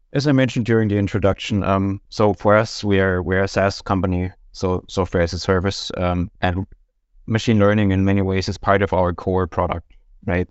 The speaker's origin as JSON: {"language": "English", "country": "Germany", "moved": "as an adult", "lives_now": "Denmark", "said": "I'm from Germany originally, have been living in Denmark for about ten years now"}